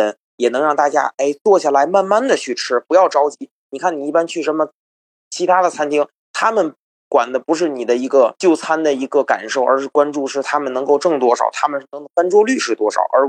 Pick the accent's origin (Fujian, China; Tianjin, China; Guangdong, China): Tianjin, China; accent: Tianjin; now in United States; 咱们天津人，